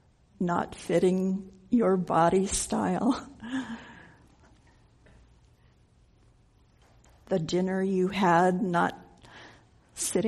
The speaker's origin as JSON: {"language": "English", "town": "Denver", "region": "Colorado", "country": "United States", "tie": "born or raised there", "said": "I grew up in Denver"}